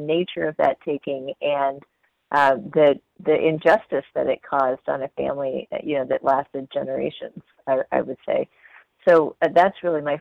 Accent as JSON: {"language": "English", "town": "Houston", "region": "Texas", "country": "United States", "tie": "born or raised there", "moved": "yes", "said": "my hometown of Houston"}